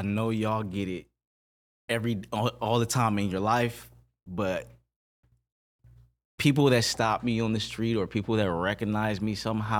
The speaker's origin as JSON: {"language": "English", "town": "Flint", "region": "Michigan", "country": "United States", "said": "I'm from Flint, Michigan. I know I'm young. I'm 12, 13."}